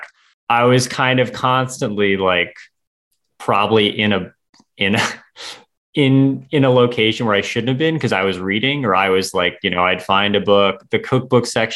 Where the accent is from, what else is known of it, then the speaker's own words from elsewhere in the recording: United States; also born or lived in Seoul, South Korea; I grew up near New York, but I never lived in New York